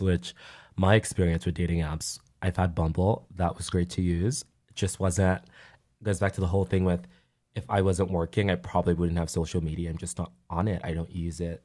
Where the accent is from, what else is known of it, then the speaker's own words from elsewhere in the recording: Nigeria; moved away; Growing up in Nigeria, being around people who were like me